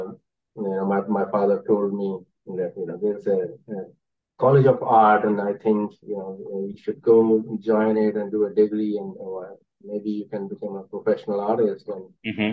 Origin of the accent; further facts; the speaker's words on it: Chandigarh, India; moved away as an adult; now in Greensboro, United States; I was born in Chandigarh city of India